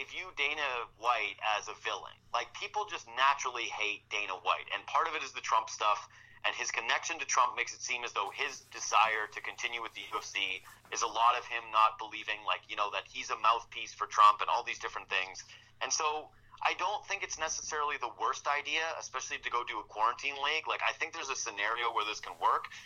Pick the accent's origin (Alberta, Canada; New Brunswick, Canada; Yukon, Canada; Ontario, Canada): Yukon, Canada; Whitehorse; moved away; I'm from Whitehorse, Yukon originally. I didn't really want to live in a small place again.